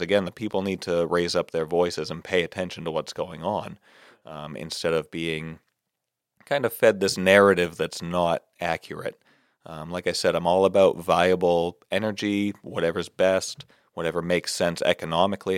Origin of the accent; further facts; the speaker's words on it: Barnstable, Massachusetts, United States; Barnstable, my hometown